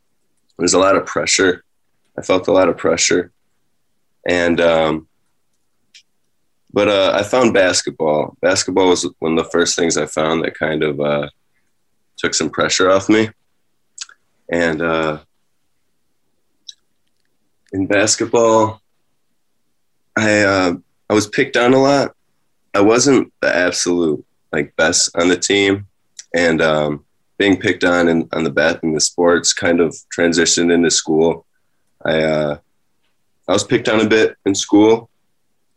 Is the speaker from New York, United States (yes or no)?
yes; Rochester, New York, United States; also born or lived in Penfield, New York; I was born in Rochester, New York, and my parents divorced when I was young, when I was around two or three, and so I was going back and forth between them. I was I grew up in the city of Rochester